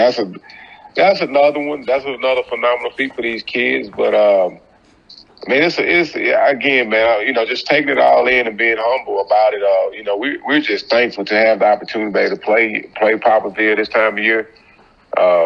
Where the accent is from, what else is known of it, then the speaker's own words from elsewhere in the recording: Picayune, Mississippi, United States; I grew up in Picayune.